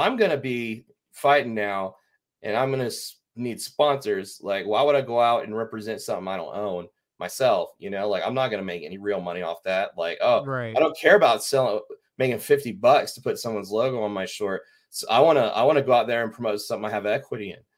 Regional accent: Dallas, Texas, United States; I'm from Dallas. I grew up there.

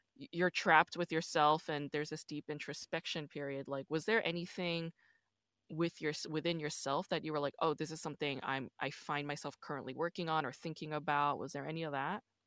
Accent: New York, United States; also born or lived in Busan, South Korea; I'm from New York, but, um, I was born in Busan

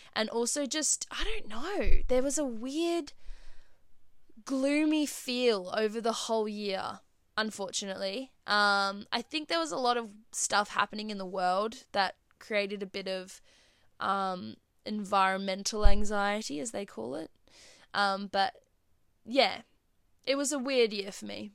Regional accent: Perth, Western Australia, Australia; I'm from Perth

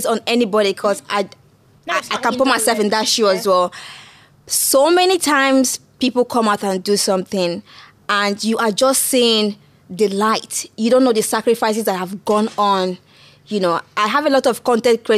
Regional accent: Anambra, Nigeria; moved away as an adult; now in England, United Kingdom; growing up in Nigeria was quite tough

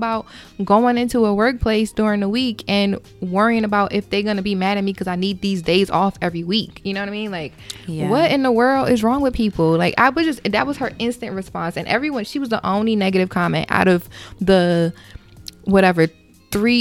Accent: Philadelphia, Pennsylvania, United States; my hometown of Philly.

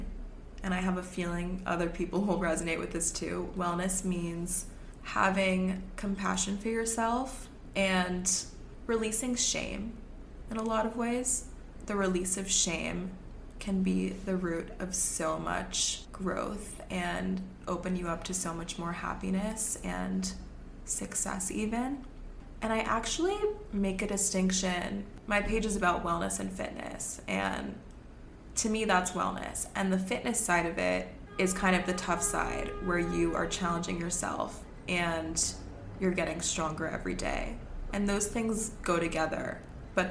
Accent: New York City, New York, United States; I grew up here. I grew up in the city on the Upper East Side

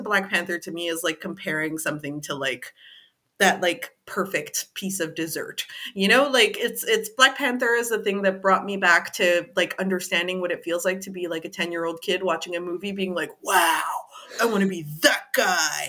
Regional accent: Canada; being of African descent, born and raised in Canada

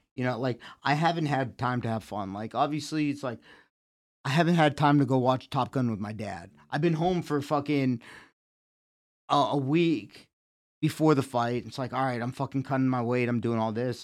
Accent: Connecticut, United States; also born or lived in Massachusetts; now in Easton, United States; I was born in Connecticut.

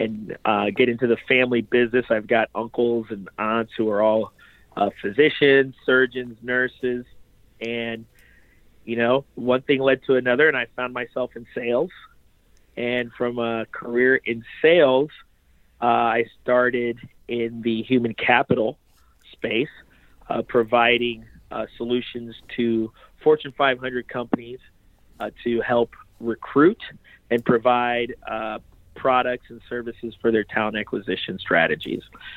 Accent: Lima, Ohio, United States; also born or lived in Haiti / New York; I was born in Haiti, came to the United States as a baby, pretty much. I was about seven months old. And from there, we made our way from New York to Lima, Ohio.

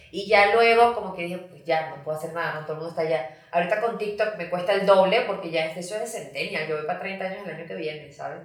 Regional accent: Venezuela; moved away as an adult; also born or lived in Miami, United States; now in Mexico; soy venezolana, viví en Venezuela, como fue a Miami

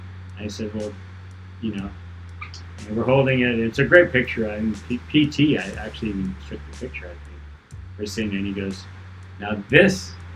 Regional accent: Newport Beach, California, United States; that I grew up watching back in Newport

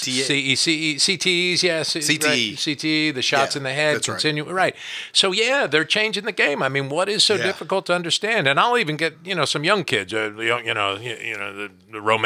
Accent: New Jersey, United States; I grew up in New Jersey

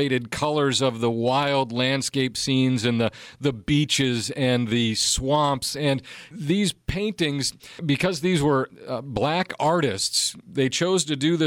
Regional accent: Wisconsin, United States; now in Florida, United States; I was born and raised in Wisconsin

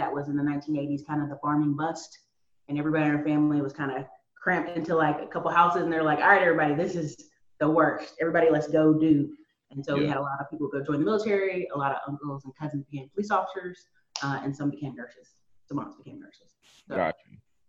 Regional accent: North Carolina, United States; also born or lived in Alaska / Tennessee / Maryland; So a lot of people know I'm from the Carolinas, but I was a military kid, so I lived in Alaska. Lived in Tennessee, lived in Maryland a bit, but mostly North Carolina.

